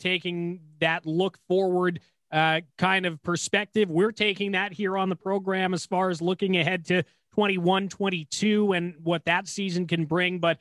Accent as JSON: {"language": "English", "town": "Newmarket", "region": "Ontario", "country": "Canada", "tie": "born or raised there", "said": "my hometown, Newmarket, Ontario"}